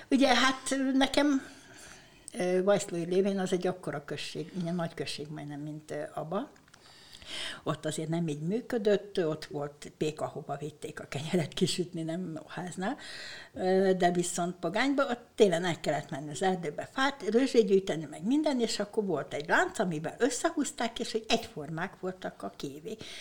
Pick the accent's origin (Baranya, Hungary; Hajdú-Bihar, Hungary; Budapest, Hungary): Baranya, Hungary; Ormánság; also born or lived in Bogádmindszent; Én ugye ormánysági lány vagyok